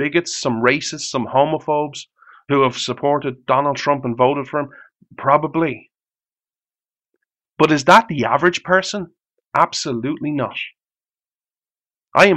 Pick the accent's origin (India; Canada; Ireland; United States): Ireland; I'm Irish.